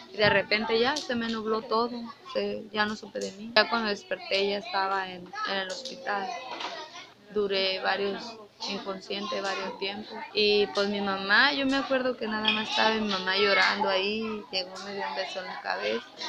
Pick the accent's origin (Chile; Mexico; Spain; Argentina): Mexico; a town near Guadalajara, Jalisco; moved away as an adult; now in Tijuana, Mexico; Jalisco, de un pueblo cerca de Guadalajara